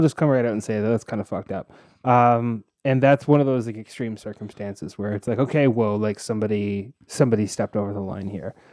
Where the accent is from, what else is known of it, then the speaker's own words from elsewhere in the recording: Toronto, Ontario, Canada; I grew up in Scarborough